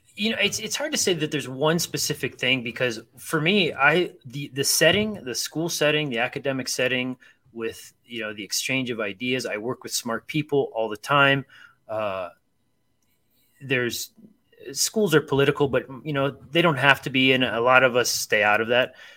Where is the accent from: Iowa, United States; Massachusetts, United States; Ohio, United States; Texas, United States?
Ohio, United States; Akron; I grew up in Akron, Ohio